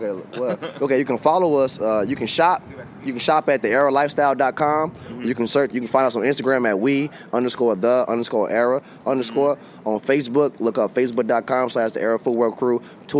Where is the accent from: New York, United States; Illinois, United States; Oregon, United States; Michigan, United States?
Illinois, United States; Chicago; We are from Chicago.